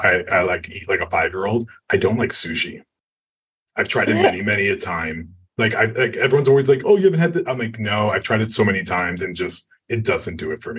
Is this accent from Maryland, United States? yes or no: no; New York City, New York, United States; moved away as an adult; now in Los Angeles, United States; I just moved to LA. It's been 2 years. I've lived in LA. I'm a New Yorker through and through.